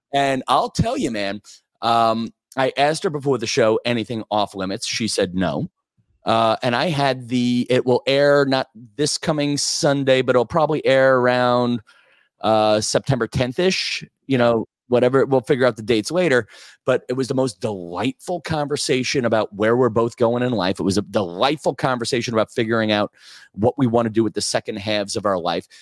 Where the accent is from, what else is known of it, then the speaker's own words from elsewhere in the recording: Massapequa, New York, United States; I grew up in Massapequa, Long Island